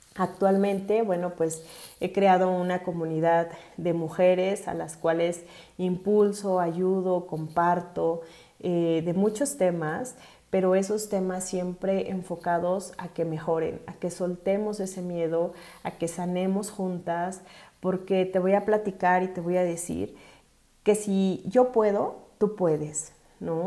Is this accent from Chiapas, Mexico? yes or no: no; Mexico City, Mexico; soy originaria de la Ciudad de México